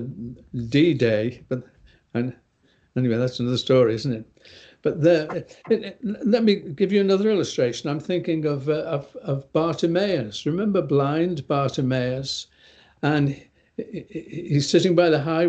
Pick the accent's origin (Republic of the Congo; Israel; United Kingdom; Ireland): United Kingdom; England; I'm from England.